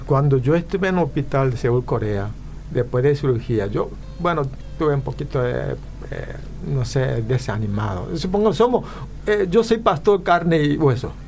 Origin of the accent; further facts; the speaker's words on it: Paraguay; also born or lived in Korea (ancestry); now in California, United States; yo soy paraguayo